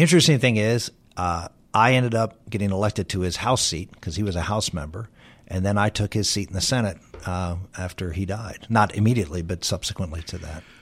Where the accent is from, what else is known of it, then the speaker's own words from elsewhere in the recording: Pittsburgh, Pennsylvania, United States; the one guy was from my hometown, was from Pittsburgh